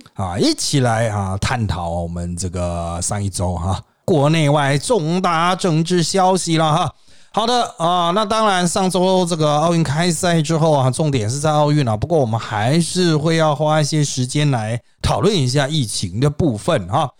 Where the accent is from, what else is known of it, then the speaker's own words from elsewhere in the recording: Taiwan; 我们台湾人的角度